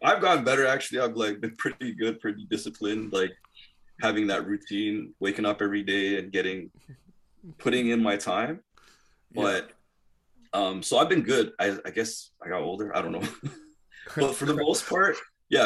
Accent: Toronto, Ontario, Canada; we are from Toronto

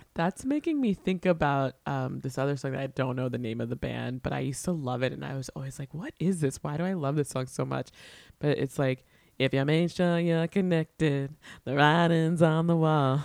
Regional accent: New York, United States; But I'm a New Yorker.

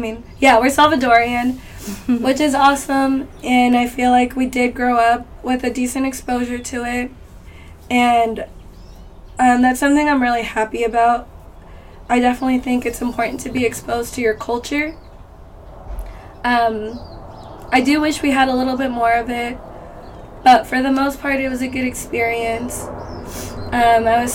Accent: Glendale, California, United States; moved away as an adult; also born or lived in Riverside, United States; now in Moreno Valley, United States; I grew up in Glendale for the majority of my life

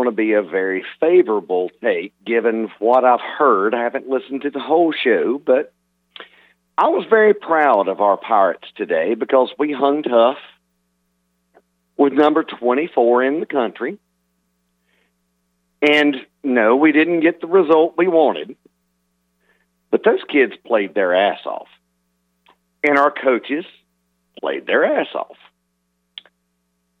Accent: Burlington, North Carolina, United States; I'm from Burlington. I'm a Southern Alamance graduate.

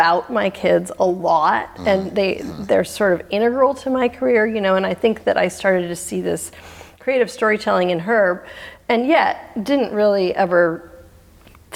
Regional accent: Oregon coast, United States; I grew up on the Oregon coast

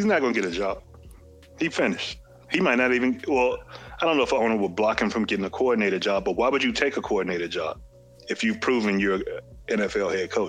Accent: Brooklyn, New York, United States; You know I'm from Brooklyn. We got to protect the God. You know them New York Bamas stick together.

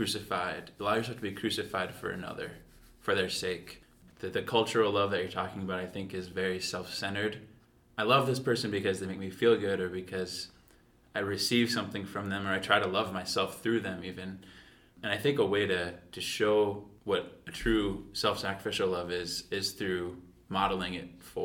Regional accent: Coon Rapids, Minnesota, United States; now in Rapid City, United States; I'm from Coon Rapids, Minnesota, and I serve here in Rapid City

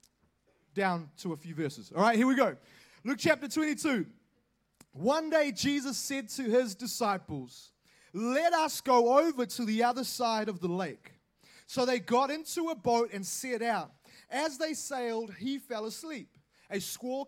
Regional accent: Auckland, New Zealand; I am from Auckland

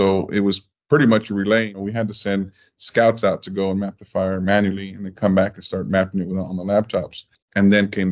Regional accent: Falfurrias, Texas, United States; also born or lived in McAllen, Texas; originally from McAllen, but I was raised in Falfurrias. I was moved there as a kid with my dad

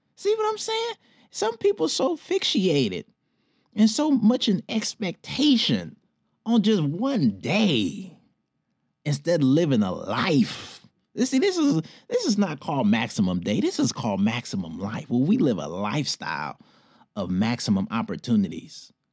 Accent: Detroit, Michigan, United States; moved away; my hometown, Detroit

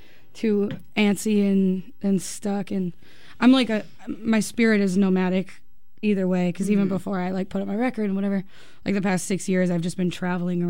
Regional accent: United States; I was born in America. I could never not be an American.

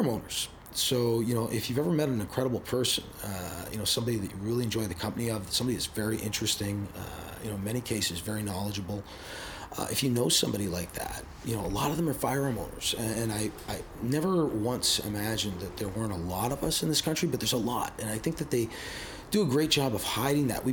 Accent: Canada; as a Canadian

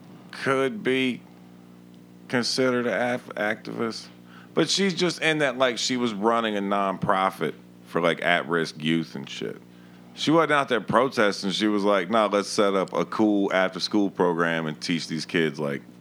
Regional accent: Hampton, Virginia, United States; From Virginia, man. From Hampton, Virginia. Mostly military. Mostly black area.

